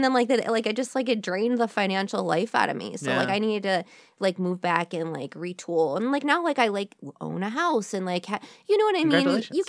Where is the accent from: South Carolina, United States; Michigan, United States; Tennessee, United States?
Michigan, United States; Royal Oak; also born or lived in San Francisco; I grew up in Royal Oak, Michigan. Mm-hmm. But I spent like my whole adulthood like in San Francisco.